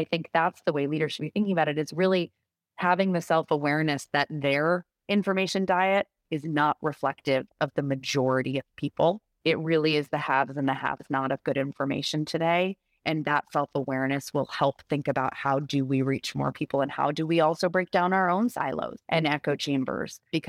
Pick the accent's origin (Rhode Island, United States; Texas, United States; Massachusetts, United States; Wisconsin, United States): Rhode Island, United States; I was a press secretary for a short period of time for my home state senator from Rhode Island, Jack Reed.